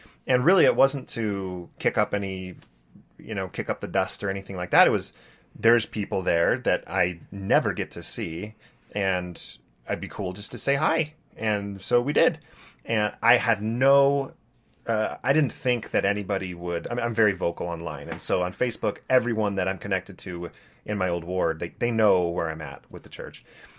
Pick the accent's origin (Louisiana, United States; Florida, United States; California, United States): California, United States; Santa Barbara; So I grew up in Santa Barbara, California, and I wanted to go to my home ward.